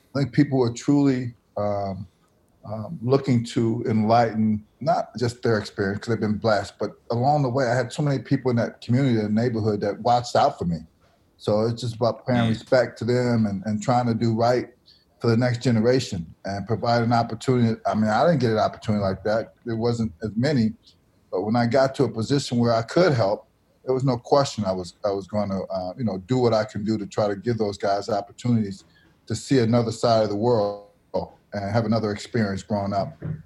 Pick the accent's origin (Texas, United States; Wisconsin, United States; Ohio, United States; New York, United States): Wisconsin, United States; Milwaukee; a school I went to, Milwaukee Public School